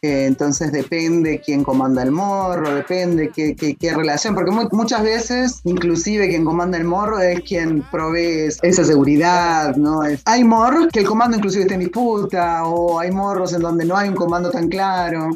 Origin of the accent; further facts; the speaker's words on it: Argentina; moved away as an adult; also born or lived in Italy; now in Rio de Janeiro, Brazil; Soy argentina, vivo en Río de Janeiro, Brasil, hace mm, ya unos seis años, seis años y medio.